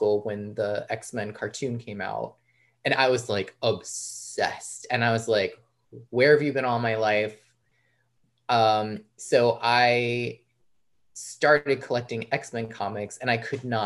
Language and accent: English; outside New York City, United States; I grew up outside New York City in the burbs.